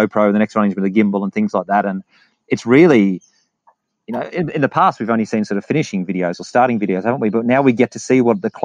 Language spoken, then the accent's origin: English; England, United Kingdom; I'm from England.